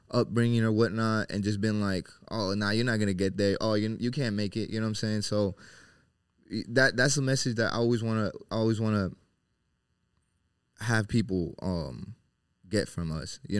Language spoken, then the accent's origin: English; Tijuana, Baja California, Mexico; also born or lived in Orlando / Charlotte / Seattle; you know, originally we're from Mexico. Uh, Tijuana is where we used to stay before we moved to the states.